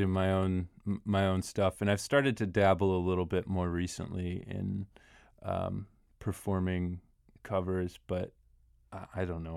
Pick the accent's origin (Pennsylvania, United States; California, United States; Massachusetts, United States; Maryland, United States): Maryland, United States; Rockville; moved away as an adult; now in Washington, D.C., United States; I grew up in Maryland. I grew up in Rockville